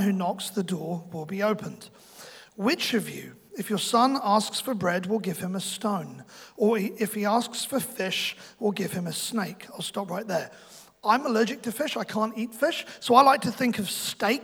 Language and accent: English; London, United Kingdom; now in New Zealand; I'm from London